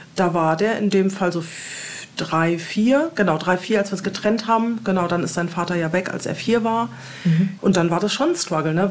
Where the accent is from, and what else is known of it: Wiesbaden, Hesse, Germany; born or raised there; moved away as an adult; also born or lived in Hamburg, Germany; now in Portugal